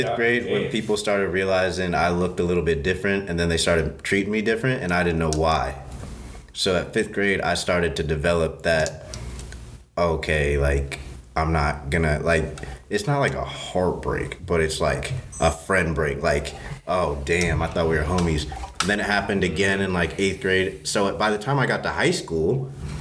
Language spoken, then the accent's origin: English; the South, United States; moved away; also born or lived in the North; being black and growing up in the South, and then I ended up going up North